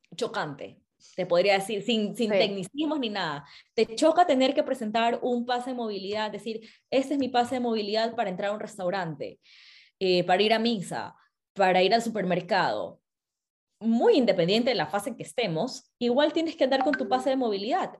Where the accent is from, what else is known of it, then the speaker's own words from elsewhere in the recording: Ecuador; como ecuatoriana